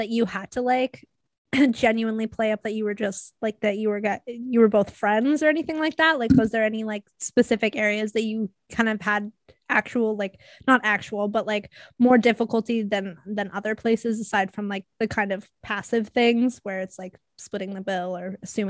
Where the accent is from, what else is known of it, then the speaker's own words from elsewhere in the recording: Nanaimo, British Columbia, Canada; born there; also born or lived in Barrie; obviously I was born in Nanaimo, but I moved between Nanaimo and Barrie like fucking 4 or 5 times at this rate.